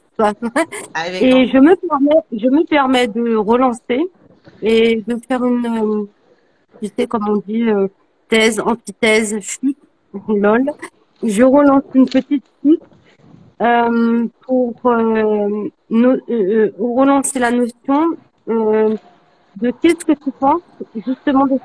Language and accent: French; French Guiana; moi, je suis une Guyanaise